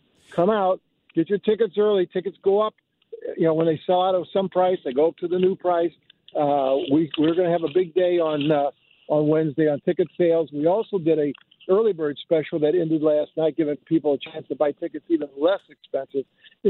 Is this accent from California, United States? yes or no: no; St. Louis, Missouri, United States; This is my hometown. I love Forest Park.